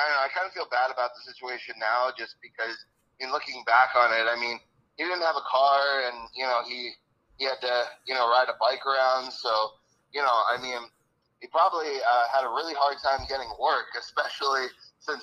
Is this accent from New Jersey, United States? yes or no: no; Washington, District of Columbia, United States; I grew up in Washington, D.C.